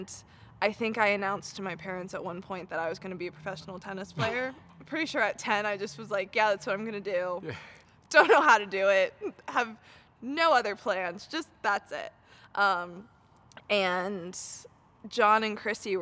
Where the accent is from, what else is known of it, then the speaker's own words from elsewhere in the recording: United States; as an American